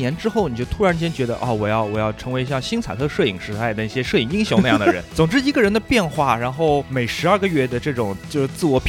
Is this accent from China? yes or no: yes; Shanghai, China; 因为我来自上海